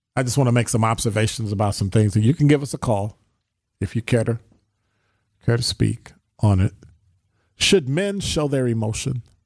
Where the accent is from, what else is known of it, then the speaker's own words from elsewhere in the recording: Illinois, United States; now in Wisconsin, United States; I'm from Illinois